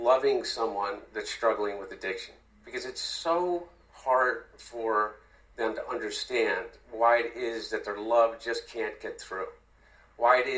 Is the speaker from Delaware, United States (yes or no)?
yes; Wilmington, Delaware, United States; my brother and I, you know, we grew up in Wilmington